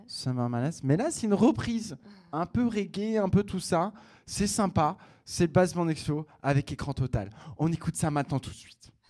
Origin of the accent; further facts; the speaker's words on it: Picardy, Hauts-de-France, France; de là d'où je viens, ça s'appelle la Picardie